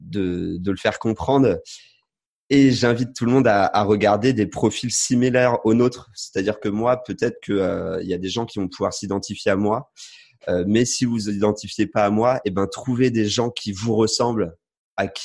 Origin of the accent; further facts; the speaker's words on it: France; je suis français, j'ai un passeport français. Je suis issu d'une famille euh, classique. Enfin, je suis pas pauvre, mais je suis pas riche non plus.